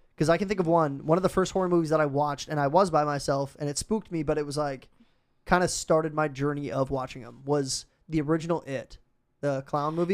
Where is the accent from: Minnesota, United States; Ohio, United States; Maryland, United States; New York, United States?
Minnesota, United States; I'm from Minnesota